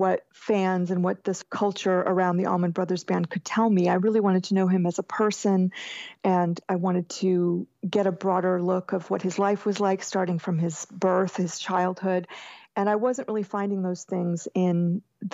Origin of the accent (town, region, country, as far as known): Jacksonville, Florida, United States; born or raised there